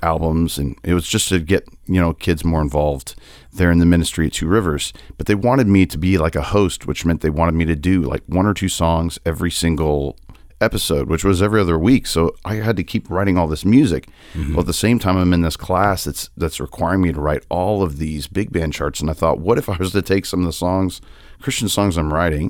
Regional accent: Indiana, United States; grew up in the same church with me growing up in Indiana

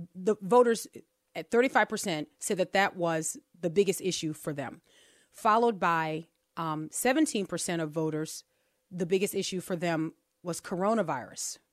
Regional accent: New Orleans, Louisiana, United States; we are from New Orleans and we have names like Chapatulas

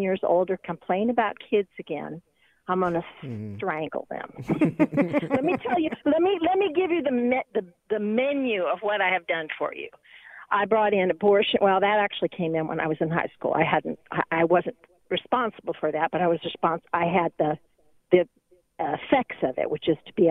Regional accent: Portland, Oregon, United States; moved away; I'm from Portland, Oregon.

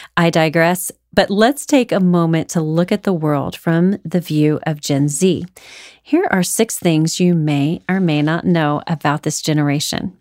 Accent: Houston, Texas, United States; Growing up in Houston, I went to school with some of those astronaut children.

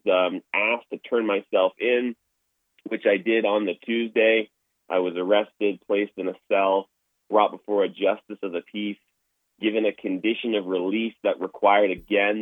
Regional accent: Toronto, Ontario, Canada; now in Alberta, Canada; I grew up in Toronto, Ontario, and grew up in a non-Christian household

